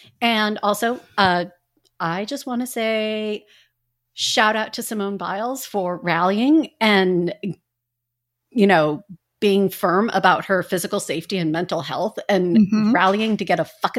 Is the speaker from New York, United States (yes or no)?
no; Indiana, United States; Hey, I grew up in Indiana. I can do it.